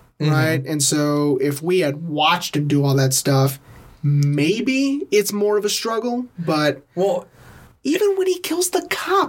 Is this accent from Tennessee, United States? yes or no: yes; Tennessee, United States; Medium rare. I'm from Tennessee.